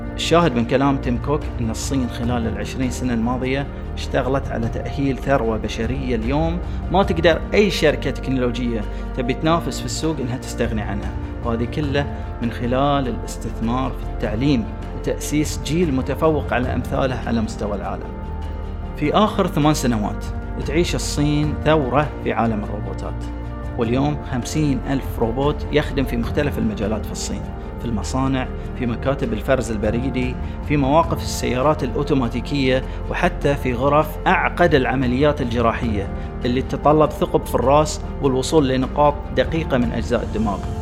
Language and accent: Arabic; Bahrain; عندنا في البحرين